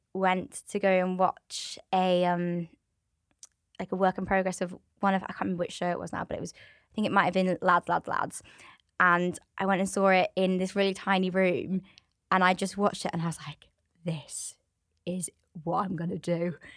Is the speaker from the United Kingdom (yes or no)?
yes; Swindon, South West England, United Kingdom; moved away as an adult; now in North Wales, United Kingdom; I'm from Swindon, so from the southwest of England.